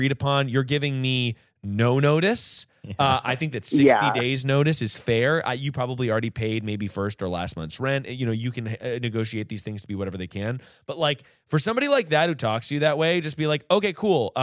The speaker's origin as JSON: {"language": "English", "region": "North Carolina", "country": "United States", "tie": "born or raised there", "also_born_or_lived": "New York City", "moved": "yes", "said": "I'm from North Carolina. I was home visiting my friends"}